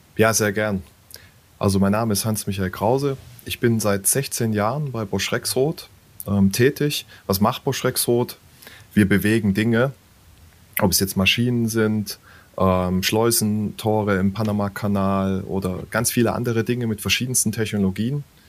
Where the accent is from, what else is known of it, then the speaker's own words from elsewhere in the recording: Würzburg, Bavaria, Germany; meiner Heimatstadt zum Beispiel in mhm. Würzburg